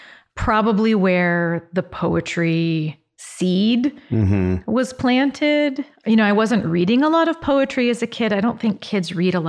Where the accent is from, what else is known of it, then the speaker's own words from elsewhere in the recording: Westerville, Ohio, United States; also born or lived in Columbus; Yeah, I grew up in Westerville, Ohio. I was born in Columbus. We moved to Westerville when I was starting first grade.